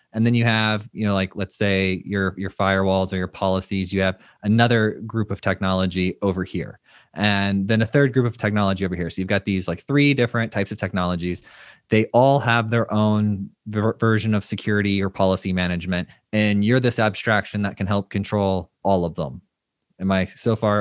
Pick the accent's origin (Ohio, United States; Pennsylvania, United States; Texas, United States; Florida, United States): Florida, United States; I live in Florida